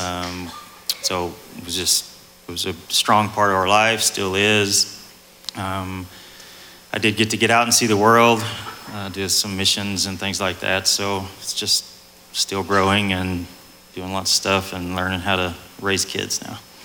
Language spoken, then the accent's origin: English; East Texas, United States; I'm more of an East Texas country boy